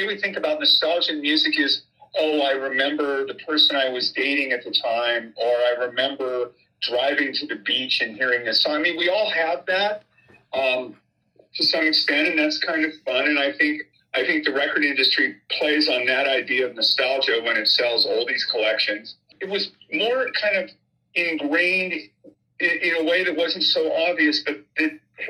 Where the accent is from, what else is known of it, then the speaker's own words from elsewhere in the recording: Claremont, California, United States; also born or lived in Berkeley; Growing up in Claremont in the 60s in an academic family and then moving to Berkeley at the end of the 60s